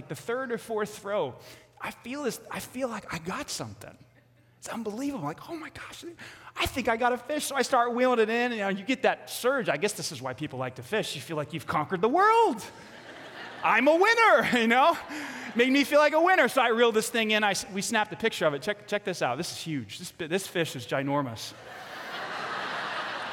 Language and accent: English; New York City, New York, United States; I grew up in Staten Island, New York.